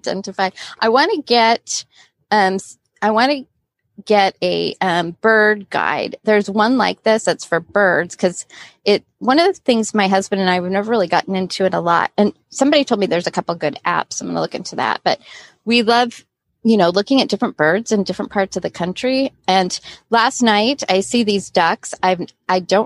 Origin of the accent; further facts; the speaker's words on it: Southern California, United States; also born or lived in Florida; I grew up in Southern California, but we spent 3 years in Florida when I was a teenager